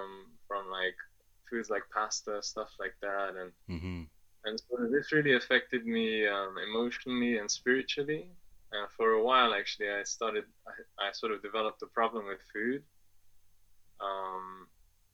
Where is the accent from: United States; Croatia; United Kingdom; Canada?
United Kingdom; England; also born or lived in Afghanistan; I'm originally from Afghanistan. And my family moved to England when I was 2 years old, and that's where I grew up.